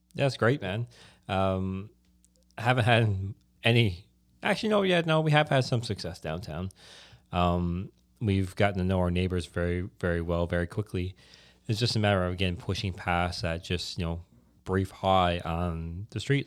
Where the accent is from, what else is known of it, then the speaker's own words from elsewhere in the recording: Newfoundland and Labrador, Canada; I'm from Newfoundland